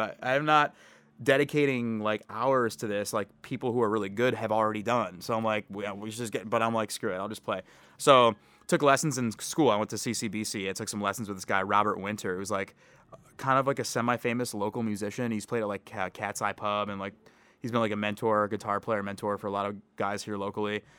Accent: Canton, Michigan, United States; now in Maryland, United States; I grew up in in Canton. It's like a suburb outside of Detroit

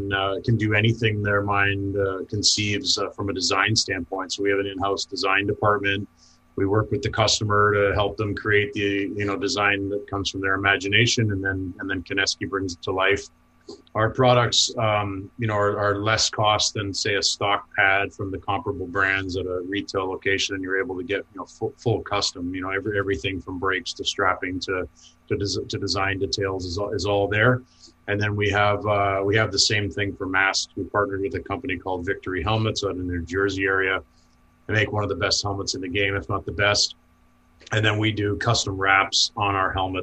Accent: Burlington, Ontario, Canada; also born or lived in London, Ontario / Kingston, Ontario; I was born in London. My family moved to Burlington, Ontario when I was 2. I ended up spending the next 12 years there playing minor hockey

